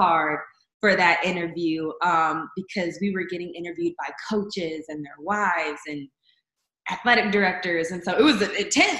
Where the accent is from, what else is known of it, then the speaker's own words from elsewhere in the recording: Chicago, Illinois, United States; now in Texas, United States; I am originally from Chicago, Illinois. I've been in Texas for, this fall will be 11 years.